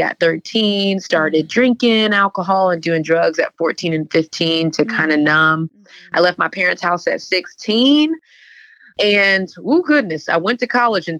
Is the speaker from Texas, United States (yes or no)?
yes; Houston, Texas, United States; moved away as an adult; now in Atlanta, United States; I'm from Houston, Texas